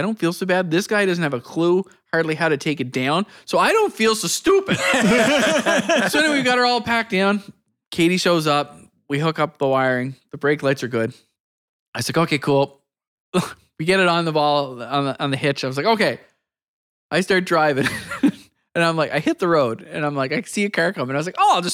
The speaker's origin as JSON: {"language": "English", "town": "Miramichi", "region": "New Brunswick", "country": "Canada", "also_born_or_lived": "Fredericton", "said": "We told him we're from Miramichi."}